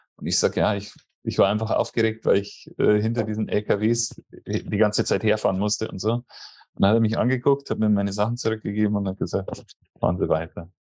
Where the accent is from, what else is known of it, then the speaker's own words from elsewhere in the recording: Germany; now in Costa Rica; bei uns in Deutschland